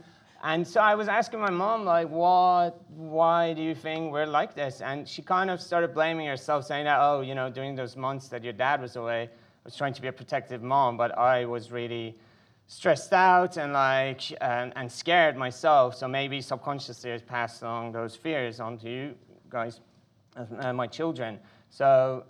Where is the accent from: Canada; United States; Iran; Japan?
Iran; moved away; I was born in Iran in the 80s, right in the middle of Iran-Iraq war